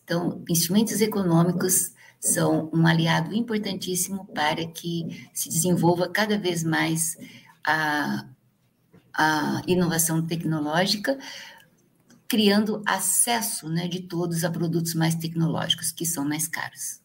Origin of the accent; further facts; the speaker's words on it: Igarapava, São Paulo, Brazil; moved away; E a minha região, onde eu nasci, Igarapava, né? Tá perto de Ribeirão Preto, é uma região canavieira.